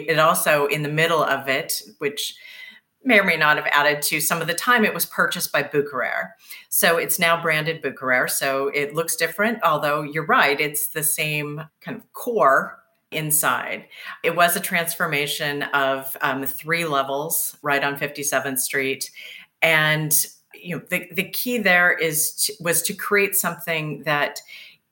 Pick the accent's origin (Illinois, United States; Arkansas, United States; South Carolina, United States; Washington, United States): Washington, United States; Seattle; moved away; I'm originally from Seattle.